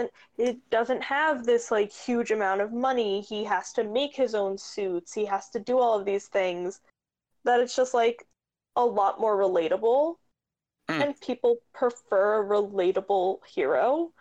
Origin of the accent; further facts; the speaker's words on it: New York City, New York, United States; I'm a poor boy from Queens.